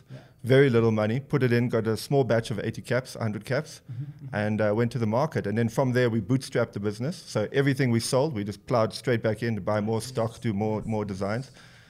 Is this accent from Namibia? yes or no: yes; Windhoek, Khomas, Namibia; also born or lived in Cape Town, South Africa; I grew up here in Windhoek.